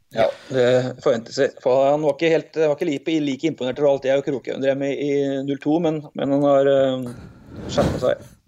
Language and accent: Norwegian; Tynset, Innlandet, Norway; moved away; Han gikk jeg med på skolen i, på Tynset